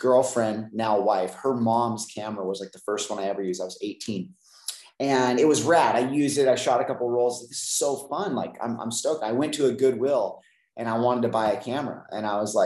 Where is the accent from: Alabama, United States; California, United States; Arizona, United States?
California, United States; San Luis Obispo; I grew up in Central California, San Luis Obispo area